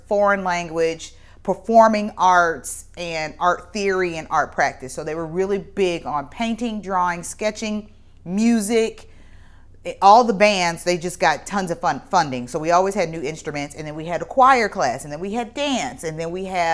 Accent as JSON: {"language": "English", "town": "East St. Louis", "region": "Illinois", "country": "United States", "tie": "born or raised there", "also_born_or_lived": "Belleville, Illinois", "said": "we kind of grew up in East St. Louis and just around a group of people who were really family oriented."}